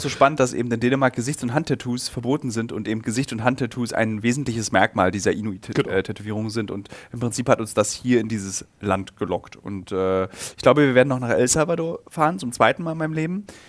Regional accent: Germany; als Deutscher

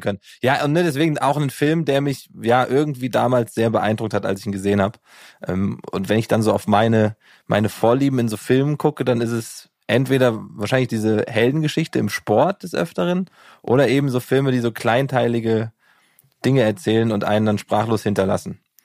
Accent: Giessen, Hesse, Germany; ich komme ja aus Gießen

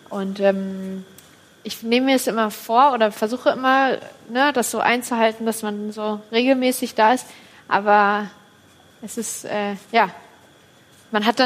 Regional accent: Kassel, Hesse, Germany; born there; In Kassel.

